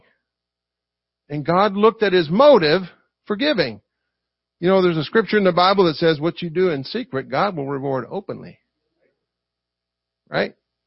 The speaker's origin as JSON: {"language": "English", "region": "the South", "country": "United States", "accent": "Southern", "said": "I talk like I'm from the South"}